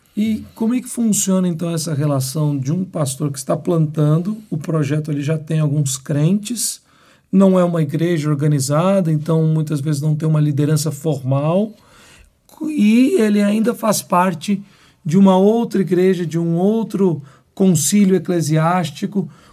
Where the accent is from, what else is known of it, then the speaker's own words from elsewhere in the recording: Belo Horizonte, Minas Gerais, Brazil; now in João Pessoa, Brazil; eu sou de Belo Horizonte